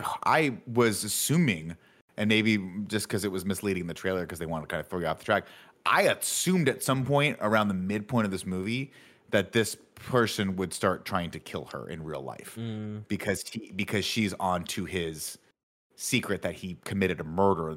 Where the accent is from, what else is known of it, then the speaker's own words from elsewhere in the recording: London, United Kingdom; I'm from South London.